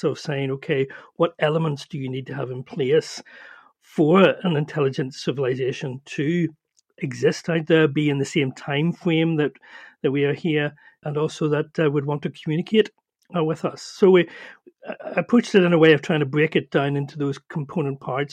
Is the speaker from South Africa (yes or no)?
no; Northern Ireland, United Kingdom; as you can probably hear, I'm from Ireland, from Northern Ireland